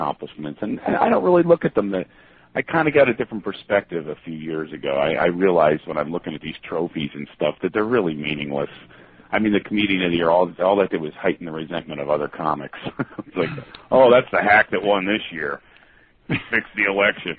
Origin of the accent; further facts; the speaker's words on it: Philadelphia, Pennsylvania, United States; I am from Philadelphia, on the corner of Crack and Homeless there. I'm happy I'm from there.